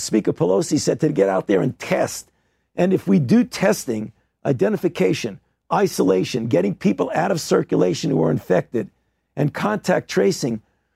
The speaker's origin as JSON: {"language": "English", "town": "New York City", "region": "New York", "country": "United States", "said": "as a New Yorker"}